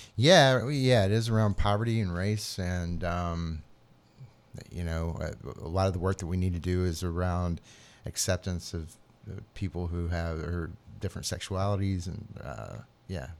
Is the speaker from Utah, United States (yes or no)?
no; Atlanta, Georgia, United States; moved away as an adult; also born or lived in New Orleans / Asheville / upstate New York; I grew up in Atlanta, just north of Atlanta in the burbs